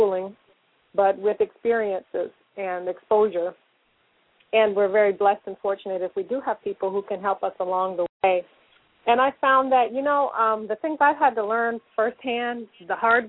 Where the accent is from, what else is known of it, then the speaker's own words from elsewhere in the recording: Newark, New Jersey, United States; I grew up in Newark, New Jersey